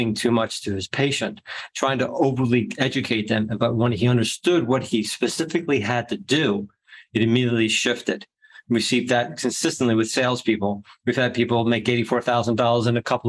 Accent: New Jersey, United States; I'm from Jersey

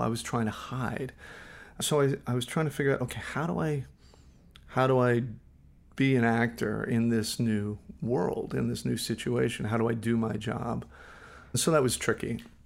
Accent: Los Angeles, California, United States; also born or lived in Flushing, Queens, New York; really raised all over Los Angeles

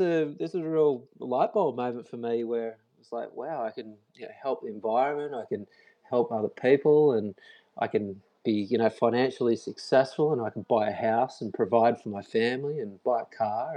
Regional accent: Byron Bay, New South Wales, Australia; moved away as an adult; also born or lived in Sydney; I'm from a town called Byron Bay in Australia

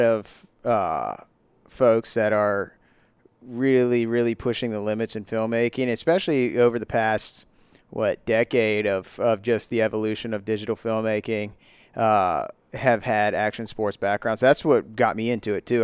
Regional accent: Virginia Beach, Virginia, United States; we're from Virginia Beach

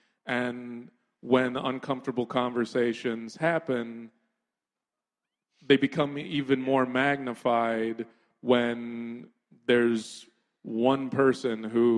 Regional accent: New York, United States; born there; also born or lived in Brooklyn, United States; I spent a lot of time in Brooklyn as a kid. I was born in New York, and my grandmother lived in Crown Heights.

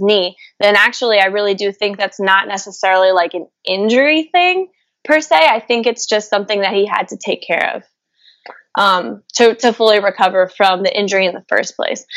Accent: Louisville, Kentucky, United States; moved away; I'm from Louisville, Kentucky.

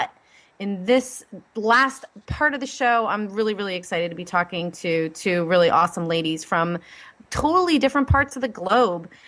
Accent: Ireland; I just love everything about Scotland because, well, I'm Irish, so, well

